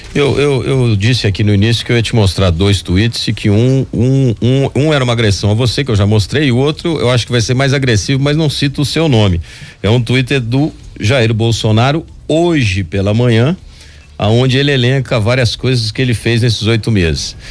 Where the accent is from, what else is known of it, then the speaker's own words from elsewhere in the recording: Londrina, Paraná, Brazil; moved away; also born or lived in Belo Horizonte; Eu sou de Londrina. Eu cresci na minha infância com Beto Richa.